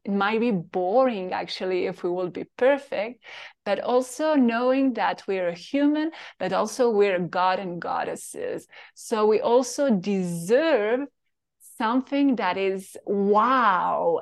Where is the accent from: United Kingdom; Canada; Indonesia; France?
France; Paris, Île-de-France; English is a second language; moved away as an adult; I'm French from Paris, and I grew in this little town, as you know, very boring